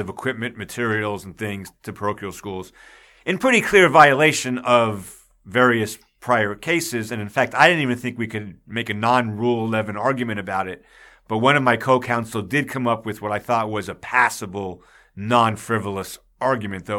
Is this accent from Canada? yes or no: no; Long Island, New York, United States; I grew up on Long Island